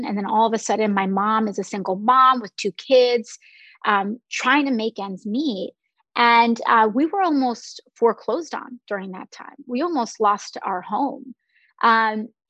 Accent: New York City, New York, United States; I was born in Park Chester, in the Park Chester area of the Bronx

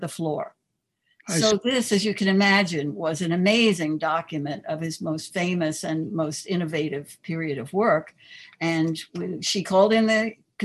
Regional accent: New York City, New York, United States; moved away as an adult; now in East Hampton, United States; I was born and bred in Queens. I grew up in New York City

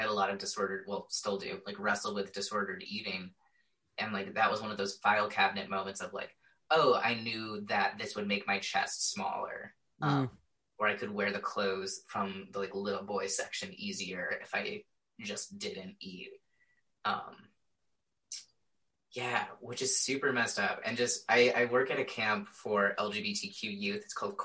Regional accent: Indiana, United States; I was straight up taught growing up in Indiana

